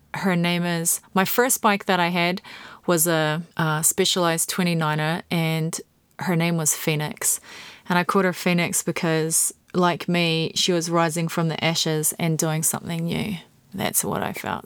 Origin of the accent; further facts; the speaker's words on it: New Zealand; this poor little girl growing up in New Zealand